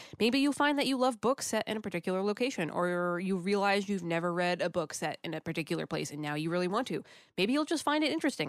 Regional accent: United States; Being an American is very embarrassing.

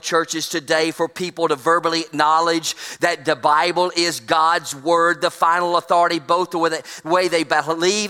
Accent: Trussville, Alabama, United States; Drove across town in Trustville and my hometown

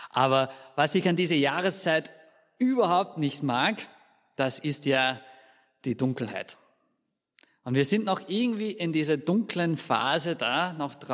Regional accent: Scotland, United Kingdom; aus Österreich, sondern aus Schottland. Und Schottland liegt dann relativ weit im Norden.

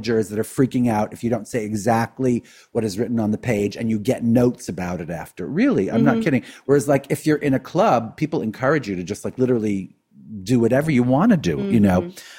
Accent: New York City, New York, United States; we grew up in Brooklyn, right? In an Orthodox Jewish community

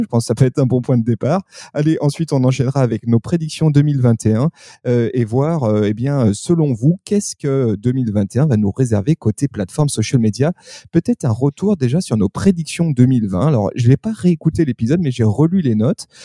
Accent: France; chez nous en France

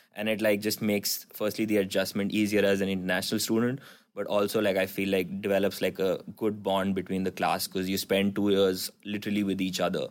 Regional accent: Jamshedpur, Jharkhand, India; moved away as an adult; also born or lived in New York; now in Ann Arbor, United States; I'm originally from India, uh, from Jamshedpur in India, and I was living in New York before business school

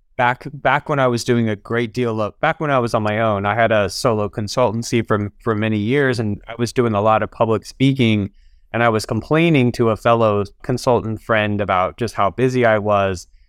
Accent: Alabama, United States; also born or lived in Atlanta; I'm from Alabama.

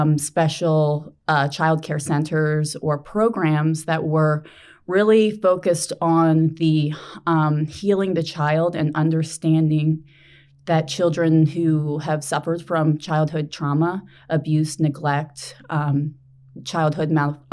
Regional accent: New Jersey, United States; moved away as an adult; I'm from New Jersey

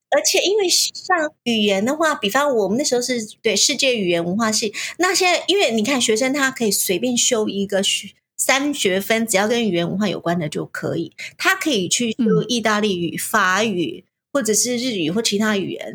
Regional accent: Taiwan; moved away as an adult; now in United States; 我们从小在台湾就道教

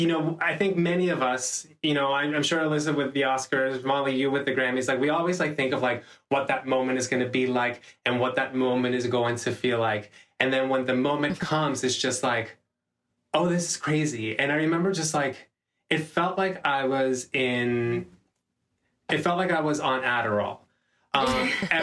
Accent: Panama; I'm from Panama

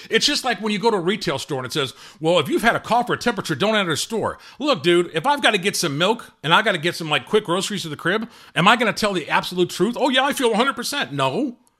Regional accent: Gary, Indiana, United States; I was born and raised in Gary, Indiana

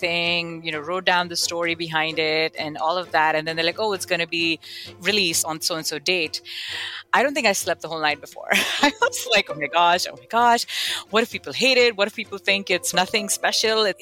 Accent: Kuwait; moved away as an adult; also born or lived in Buffalo, United States; now in United States; I am born and raised in Kuwait in the Middle East to an Indian immigrant family.

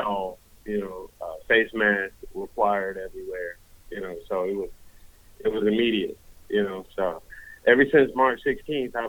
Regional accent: Los Angeles, California, United States; I grew up in South Central

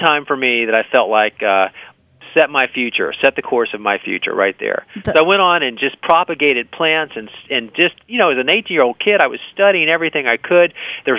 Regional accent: Miami, Florida, United States; I grew up in Miami.

